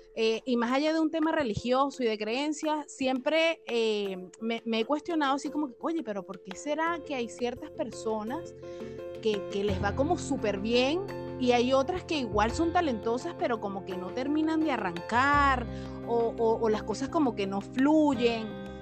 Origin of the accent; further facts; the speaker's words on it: Venezuela; moved away as an adult; now in Chile; … y yo somos venezolanas, actualmente vivimos en Chile